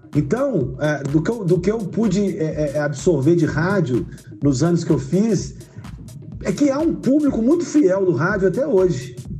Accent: Viçosa, Minas Gerais, Brazil; moved away as an adult; also born or lived in Uberlândia / Juiz de Fora; now in Varginha, Brazil; Pontapé, pontapé inicial foi dado na minha terrinha, né, em Viçosa.

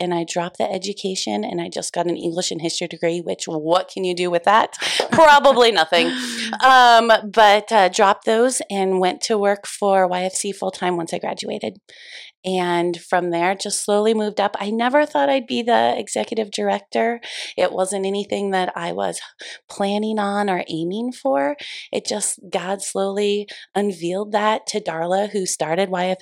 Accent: Columbus, Nebraska, United States; I am from the Columbus community. I graduated from Lakeview High School in 2000

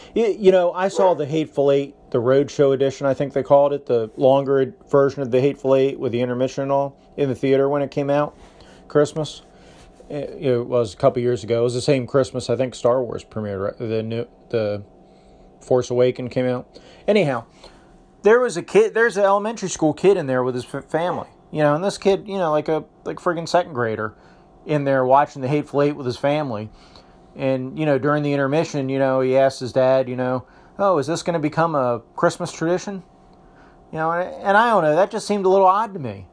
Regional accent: United States; I'm an American

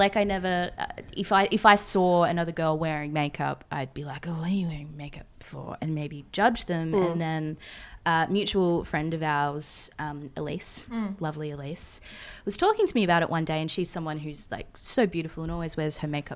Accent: Gold Coast, Queensland, Australia; moved away as an adult; now in Melbourne, Australia; growing up on the Gold Coast

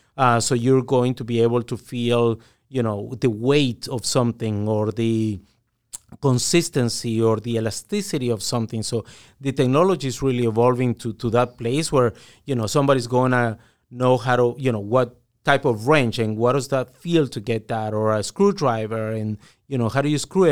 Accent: Guatemala; I'm originally from Guatemala

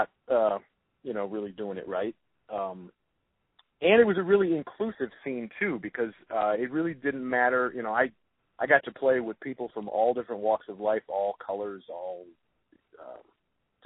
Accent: Detroit, Michigan, United States; born or raised there

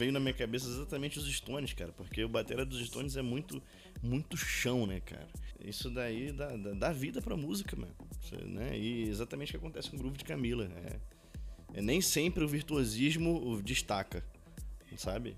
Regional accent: Pará, Brazil; moved away; sou paraense, mas já tenho o que, dois anos que não vou Belém

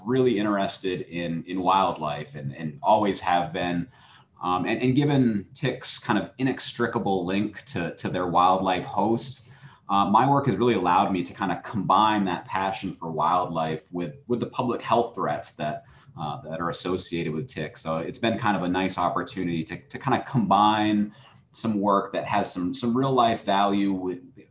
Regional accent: Old Town, Maine, United States; I'm a Mainer. I grew up in Old Town and have lived in Old Town all my life

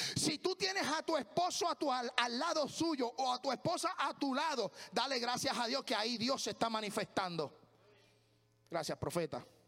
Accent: Puerto Rico; moved away as an adult; now in United States; Lo único que a mí no se me olvida de mi tierra

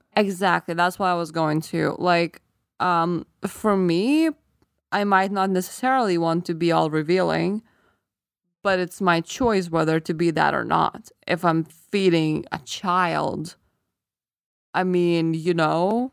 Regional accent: Lithuania; first language Lithuanian; English is a second language; moved away; I forgot my native language when I was still in the country

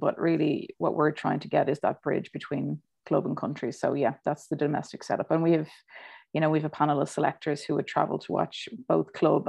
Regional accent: Ireland

